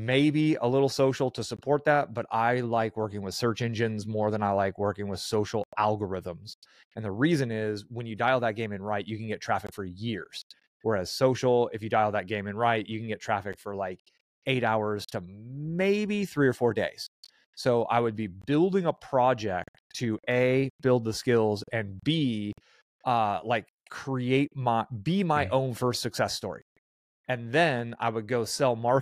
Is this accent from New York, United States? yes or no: no; San Francisco Bay Area, California, United States; moved away as an adult; also born or lived in Albuquerque, New Mexico; I grew up in the San Francisco Bay Area